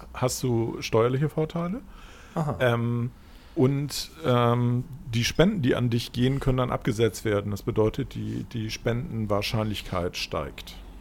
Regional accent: Germany; also born or lived in Hamburg; als Deutscher

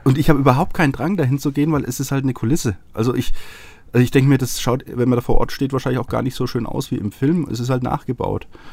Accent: Franconia, Bavaria, Germany; now in Munich, Germany; ich bin ja aus Franken, ja. Also Nordbayern für Norddeutsche sozusagen.

